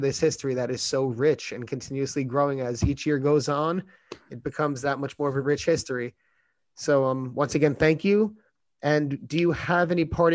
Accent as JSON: {"language": "English", "region": "New York", "country": "United States", "said": "as a New Yorker"}